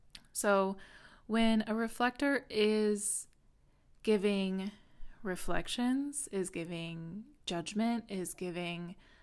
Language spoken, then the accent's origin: English; Midwest, United States; that was definitely it for me as a woman growing up in the Midwest.